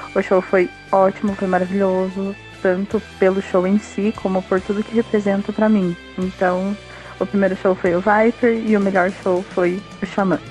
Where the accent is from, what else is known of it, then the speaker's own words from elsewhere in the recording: Curitiba, Paraná, Brazil; eu sou de Curitiba.